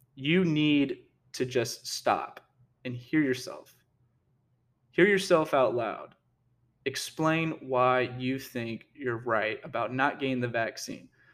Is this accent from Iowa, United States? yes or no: no; Texas, United States; I am from Texas